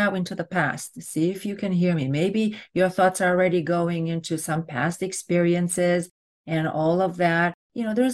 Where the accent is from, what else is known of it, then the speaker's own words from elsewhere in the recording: Romania; now in United States; I'm from Romania